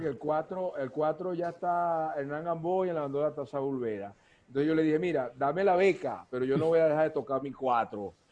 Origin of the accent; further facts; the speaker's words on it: Ciudad Bolívar, Bolívar, Venezuela; desde pequeño yo siempre, mi, mis hermanos, y casi todos los cuatristas de Ciudad Bolívar usamos eso